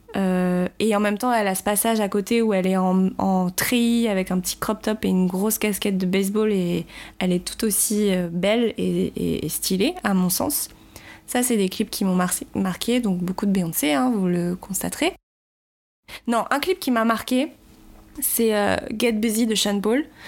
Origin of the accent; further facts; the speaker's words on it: Paris, Île-de-France, France; je vis à Paris, je suis née à Paris